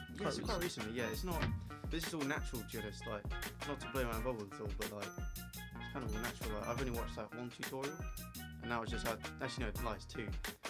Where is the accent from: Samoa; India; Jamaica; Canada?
India; Yeah, and for the viewers, I am actually Indian. Like, I genuinely am Indian.